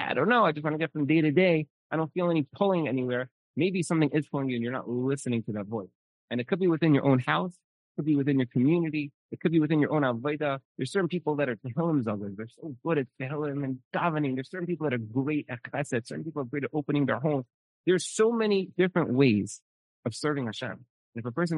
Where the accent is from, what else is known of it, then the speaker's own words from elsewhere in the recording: New York City, New York, United States; I'm from Brooklyn